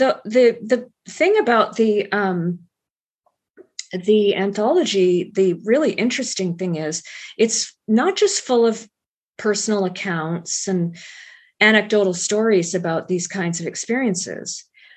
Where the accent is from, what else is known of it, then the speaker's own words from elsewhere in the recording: Alabama, United States; born there; My father was in the U.S. Air Force, and I was born on Maxwell Air Force Base in Alabama.